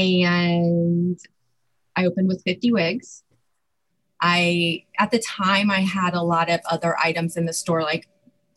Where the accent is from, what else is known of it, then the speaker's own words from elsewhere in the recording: Ohio, United States; now in Louisville, United States; I live in Louisville, Kentucky. I'm originally from Ohio